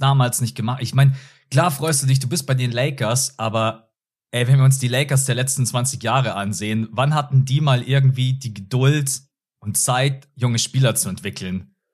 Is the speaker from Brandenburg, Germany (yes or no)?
no; Munich, Bavaria, Germany; Ich wohne in München, ich bin in München geboren und aufgewachsen.